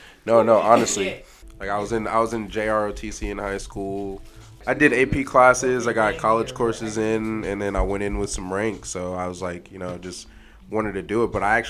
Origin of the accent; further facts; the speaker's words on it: South Carolina, United States; No. My dad retired there. I'm originally from South Carolina. I'm just a Navy brat.